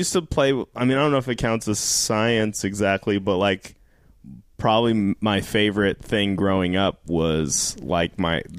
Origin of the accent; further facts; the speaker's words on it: Denver, Colorado, United States; Born and raised, yeah. Wow. I'm a townie. High school there, I went to college there, I went to law school there.